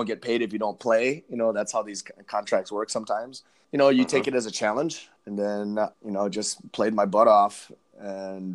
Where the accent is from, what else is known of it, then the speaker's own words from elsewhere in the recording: Madison, Wisconsin, United States; also born or lived in India / Berkeley, California / Los Angeles, California / Tibet (ancestry); I spent most of my youth in Madison, Wisconsin playing soccer